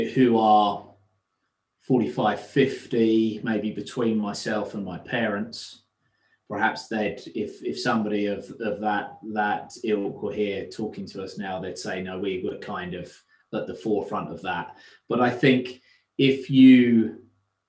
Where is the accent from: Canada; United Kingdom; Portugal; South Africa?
United Kingdom; North Essex, East of England; also born or lived in London; I grew up in North Essex, about an hour from the city